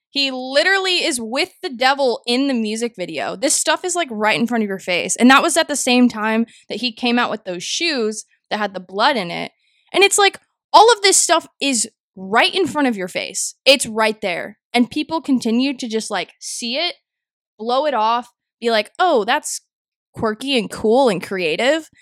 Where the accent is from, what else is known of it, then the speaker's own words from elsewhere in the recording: North Texas, United States; my hometown middle school, along with a lot of different towns in Texas, North Texas, Dallas, Fort Worth area specifically